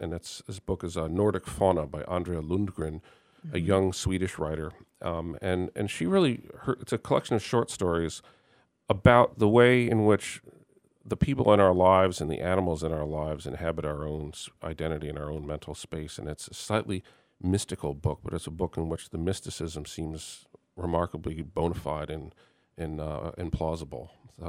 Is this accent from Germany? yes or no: yes; Germany; born there; Well, it's partly I was born in Germany to American parents, so I have a little bit of a connection by that way.